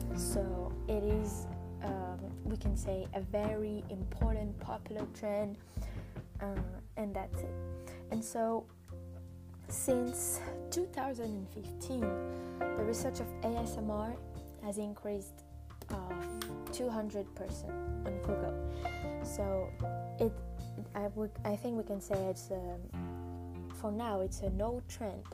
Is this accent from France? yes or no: yes; France; English is a second language; I am not uh, an English native speaker, uh, well, I'm French